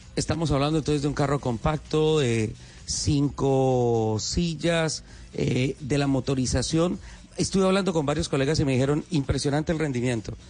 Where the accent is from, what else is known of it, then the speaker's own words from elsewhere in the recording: San Gil, Santander, Colombia; moved away; Esa es mi tierra, es mi cuna